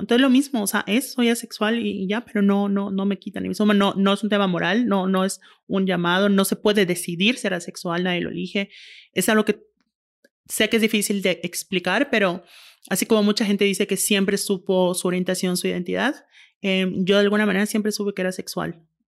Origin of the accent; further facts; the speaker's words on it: Yucatán, Mexico; now in Monterrey, Mexico; soy yucateca, vivo en Monterrey